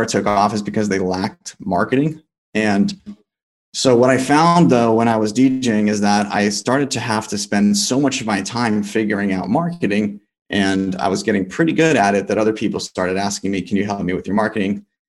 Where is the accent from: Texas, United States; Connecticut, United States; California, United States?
California, United States; Los Angeles; also born or lived in Boulder, Colorado; I'm from Los Angeles, and I went to college at the University of Colorado Boulder